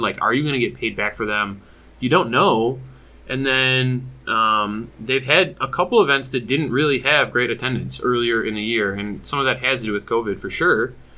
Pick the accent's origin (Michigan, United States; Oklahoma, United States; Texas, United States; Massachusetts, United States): Michigan, United States; I'm from Michigan